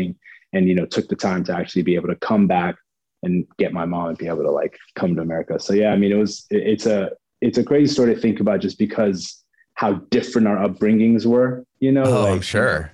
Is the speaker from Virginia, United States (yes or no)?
yes; Lorton, Virginia, United States; also born or lived in Alexandria, Virginia / Maryland; I grew up in Virginia, like born and raised